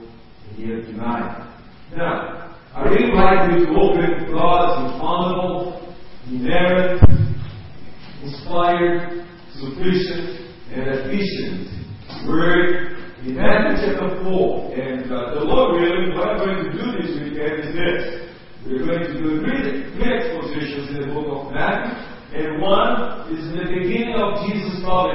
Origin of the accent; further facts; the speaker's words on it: Brazil; English is a second language; I grew up in Brazil, born in Brazil